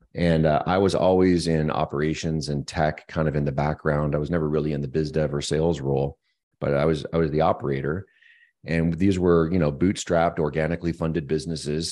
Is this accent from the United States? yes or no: no; Moncton, New Brunswick, Canada; moved away as an adult; also born or lived in Montreal, Quebec; now in Kelowna, Canada; born and raised on the east coast of Canada in a small little town called Moncton, New Brunswick